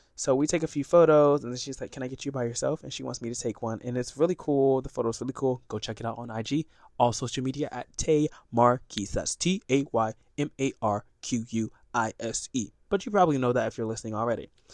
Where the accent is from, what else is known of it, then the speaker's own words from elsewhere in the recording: Sarasota, Florida, United States; I'm from Sarasota, Florida